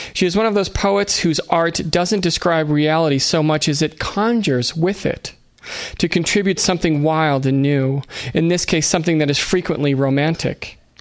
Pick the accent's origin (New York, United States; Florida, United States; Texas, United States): New York, United States; Buffalo; I'm from Buffalo. In Buffalo, we say Debussy